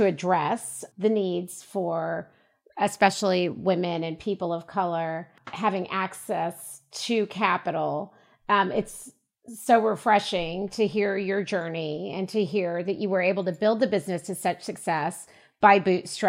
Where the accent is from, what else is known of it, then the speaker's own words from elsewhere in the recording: United States; as a young Black girl growing up in the United States